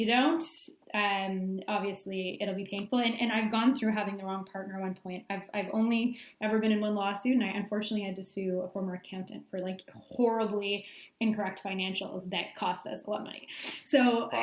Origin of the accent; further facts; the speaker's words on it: Canada; being Canadian